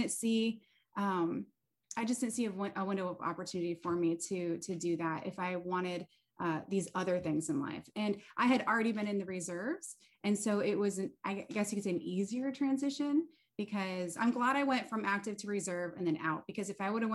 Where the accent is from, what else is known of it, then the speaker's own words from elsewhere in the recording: Naples, Florida, United States; moved away as an adult; also born or lived in Syracuse, New York / Japan; We moved to Florida and that's where I consider home, is Naples, Florida. And I went to, middle school there, high school there. I went to college there